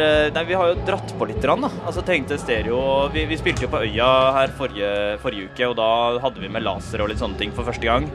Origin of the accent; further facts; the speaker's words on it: Trondheim, Trøndelag, Norway; hjemme i Trondheim